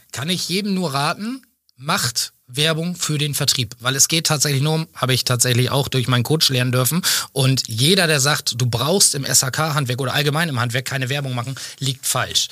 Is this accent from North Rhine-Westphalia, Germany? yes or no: no; Schenefeld, Schleswig-Holstein, Germany; also born or lived in Waldenau; Wir sitzen in Schenefeld, wo ich auch geboren bin, wo ich lebe, wo ich mich zu Hause fühle